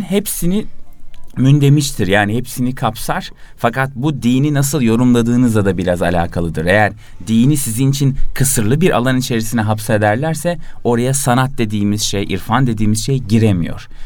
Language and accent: Turkish; İzmir, Turkey; now in Istanbul, Turkey